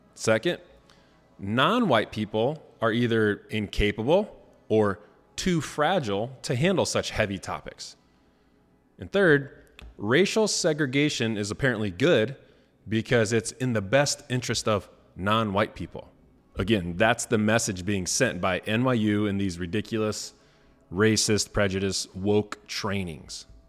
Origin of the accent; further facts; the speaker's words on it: Rensselaer, Indiana, United States; my hometown, uh, Rensselaer, Indiana